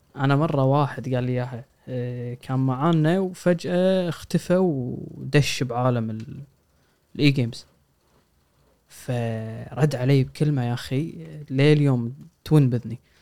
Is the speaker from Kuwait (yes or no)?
yes; Kuwait; عندنا بالكويت